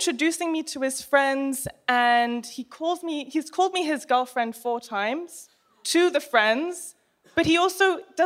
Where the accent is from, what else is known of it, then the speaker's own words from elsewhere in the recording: England, United Kingdom; I was born in England